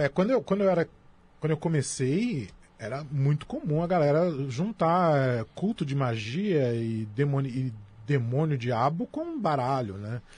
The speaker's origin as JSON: {"language": "Portuguese", "region": "São Paulo", "country": "Brazil", "tie": "born or raised there", "said": "eu sou da zona sul de São Paulo. É, eu sou da região de Guarapiranga nos anos 80, a região de Guarapiranga era uma das regiões mais violentas da cidade de São Paulo. A polícia não entrava lá. Era muito comum na minha infância ver cadáver na rua"}